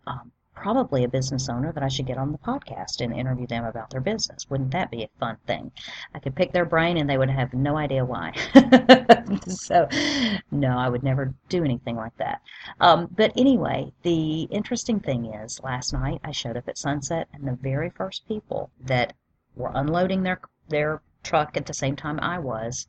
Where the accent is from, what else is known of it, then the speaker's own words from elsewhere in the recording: the South, United States; I'm just from the South